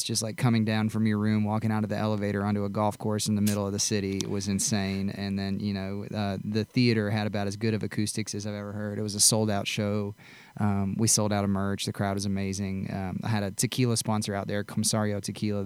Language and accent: English; Austin, Texas, United States; now in Nashville, United States; Grew up in Austin, Texas. Not a bad spot to come up. You know, I always say that city raised me